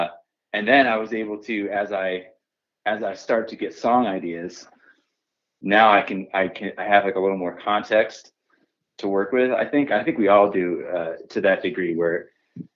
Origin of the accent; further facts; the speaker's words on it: Oneonta, New York, United States; moved away as an adult; also born or lived in Ithaca, New York; we're from Oneonta, New York